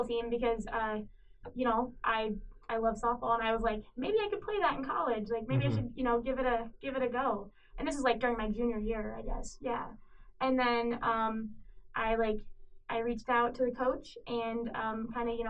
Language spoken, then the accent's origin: English; Cedar Rapids, Iowa, United States; moved away as an adult; now in Minnesota, United States; I grew up in Cedar Rapids. I've been there my whole life